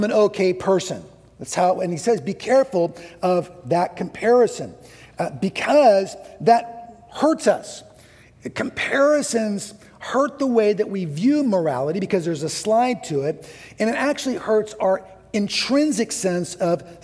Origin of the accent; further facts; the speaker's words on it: California, United States; I grew up in California.